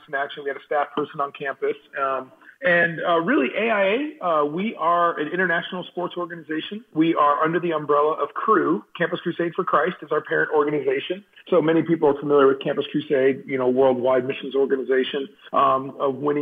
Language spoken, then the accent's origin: English; Southern California, United States; moved away as an adult; also born or lived in Abadan, Iran / Houston, Texas; now in Colorado, United States; I grew up in Southern California most of my life